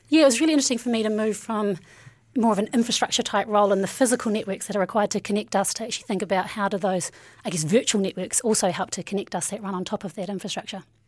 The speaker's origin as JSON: {"language": "English", "country": "New Zealand", "tie": "born or raised there", "said": "I'm from Naroa here, and my journey really starts there. Um, uh, growing up in, you know, a small, somewhat rough town."}